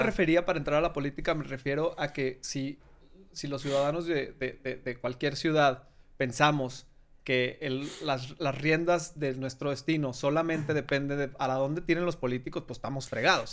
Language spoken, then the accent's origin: Spanish; Torreón, Coahuila, Mexico; moved away; yo hice mi vida y salí de, de Torreón